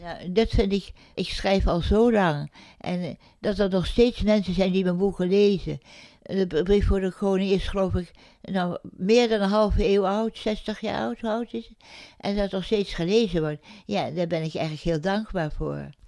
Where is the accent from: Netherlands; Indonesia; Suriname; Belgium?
Indonesia; moved away; mijn geboorteland Indië